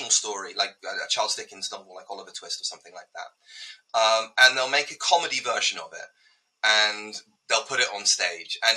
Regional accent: United Kingdom; as a Brit

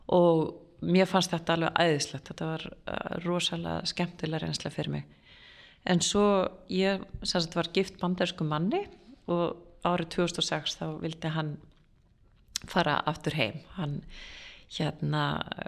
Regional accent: Garðabær, Capital Region, Iceland; moved away as an adult; also born or lived in California, United States; ég Eh, fættist á Íslandi og, og ólst upp hér að mestu leiti, bjórendar í bandarginum í Kaliforníu frá 5-11 ára aldurs

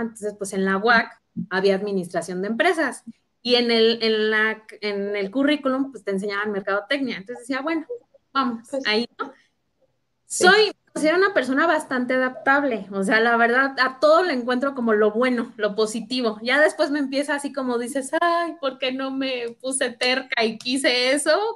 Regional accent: Querétaro, Mexico; also born or lived in Uruapan, Michoacán; yo nací en Michoacán, yo soy de Uruapan, Michoacán, familias de allá, y me vine desde los siete años aquí a vivir a Querétaro con mis papás.

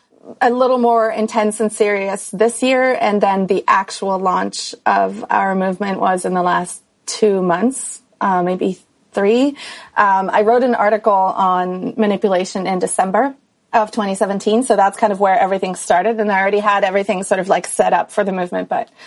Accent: Switzerland; moved away as an adult; I grew up in Switzerland, went to school there, did everything there, and then started traveling when I was 18.

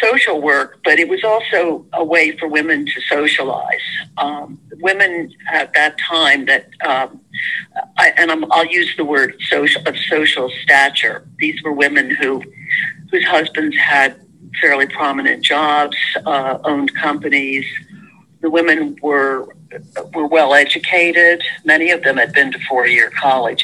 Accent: Trenton, New Jersey, United States; When I was growing up, I grew up in Trenton

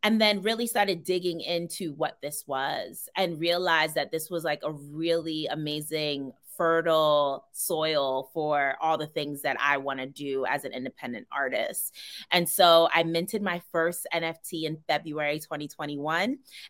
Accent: New York City, New York, United States; moved away as an adult; now in Los Angeles, United States; I am from Brooklyn, New York. You already know. I was born and raised and now I live in Los Angeles, California

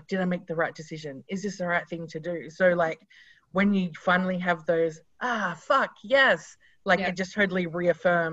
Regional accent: South Australia, Australia; moved away as an adult; now in Sydney, Australia; So we are both from South Australia

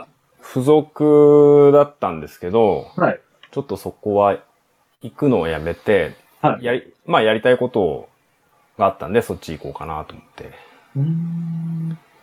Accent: Yokohama, Kanagawa, Japan; also born or lived in Tokyo; 出身は東京ですね

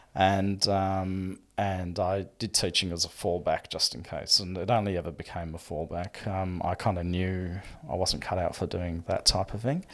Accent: Melbourne, Victoria, Australia; we grew up in Melbourne

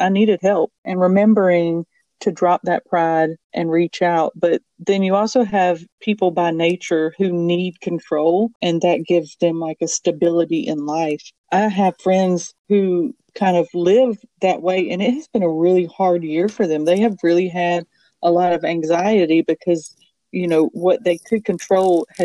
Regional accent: Bible Belt South, United States; I grew up in Bible Belt South

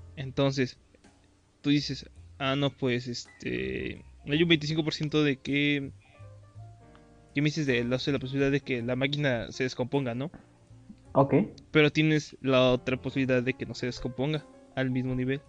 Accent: State of Mexico, Mexico; moved away; yo originalmente soy del Estado de México

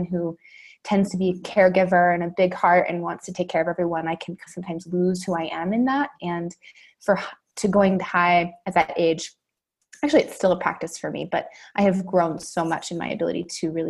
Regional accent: Santa Barbara, California, United States; I was back in my hometown, which is Santa Barbara, California.

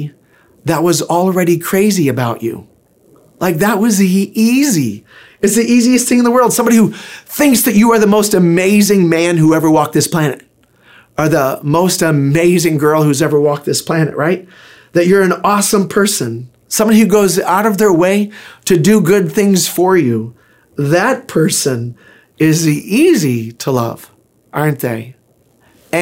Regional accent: Pensacola, Florida, United States; I was born in Pensacola, Florida

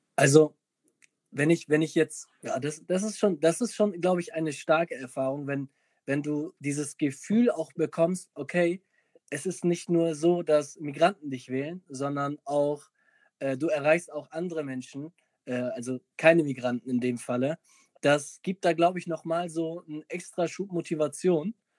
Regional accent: Mölln, Schleswig-Holstein, Germany; ich komme außerhalb von Hamburg

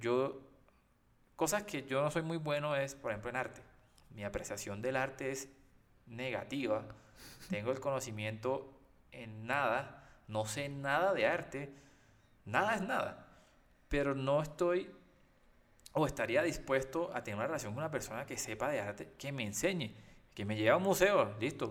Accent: Costeño, Caribbean coast, Colombia; yo por lo menos que soy costeño

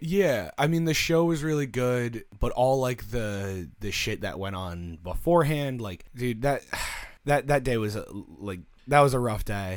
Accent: United States; We're American.

